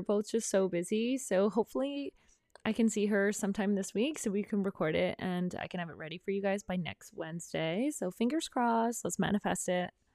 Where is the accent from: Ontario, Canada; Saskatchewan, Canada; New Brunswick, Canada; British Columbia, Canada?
British Columbia, Canada; Prince Rupert; moved away; I'm from Prince Rupert, a small town in northern B C, and I'm still really good friends with a lot of my high school friends